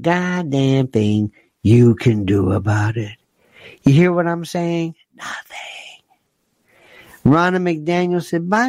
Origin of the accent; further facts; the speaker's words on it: United States; I'm an American